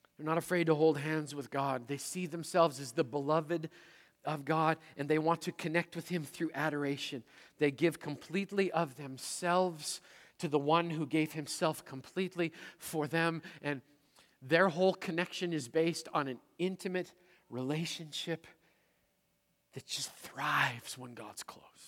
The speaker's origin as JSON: {"language": "English", "region": "Manitoba", "country": "Canada", "tie": "born or raised there", "also_born_or_lived": "Seattle", "moved": "as an adult", "said": "I'm a prairie kid from Manitoba"}